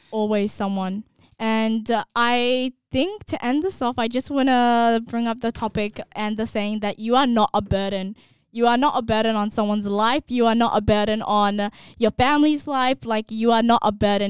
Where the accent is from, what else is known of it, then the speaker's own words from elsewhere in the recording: Australia; we're from Australia